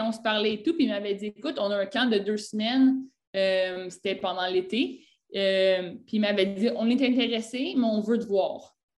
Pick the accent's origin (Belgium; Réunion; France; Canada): Canada; Quebec; moved away as an adult; now in Naples, Italy; je viens du Canada, ben, à Québec, euh, au Québec